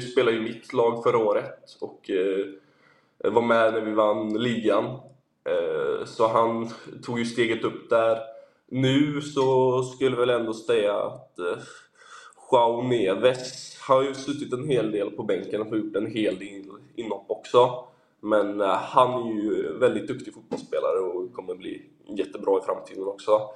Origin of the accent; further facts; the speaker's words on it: Sweden; now in Portugal; hemma i Sverige